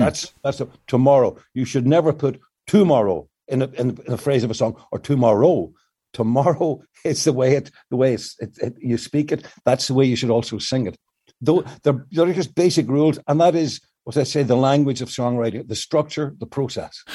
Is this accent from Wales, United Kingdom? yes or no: no; Northern Ireland, United Kingdom; moved away; the situation in the north of Ireland, and particularly in my hometown